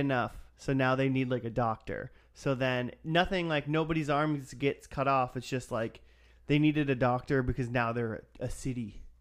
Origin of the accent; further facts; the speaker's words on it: Minnesota, United States; I'm from Minnesota, and Kevin Sorbo's a hometown hero.